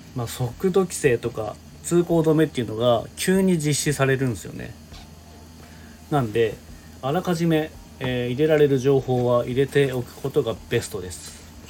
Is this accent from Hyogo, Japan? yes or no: no; Niigata, Japan; 新潟に住んでて小さい頃からねもう雪国で育って